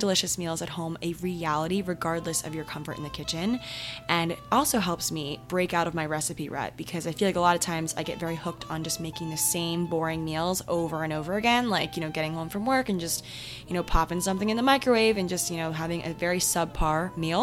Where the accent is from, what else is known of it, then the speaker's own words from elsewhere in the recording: Maryland, United States; my town, my hometown in Maryland